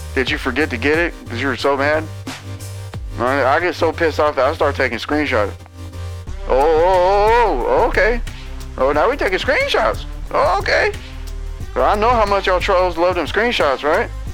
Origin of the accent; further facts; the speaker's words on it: United States; as an American